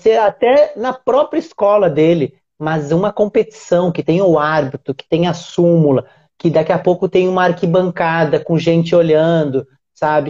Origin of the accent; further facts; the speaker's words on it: Uruguaiana, Rio Grande do Sul, Brazil; now in Rio de Janeiro, Brazil; Eu sou do interior do Rio Grande do Sul. Uruguaiana, que é uma cidade grudadinha na Argentina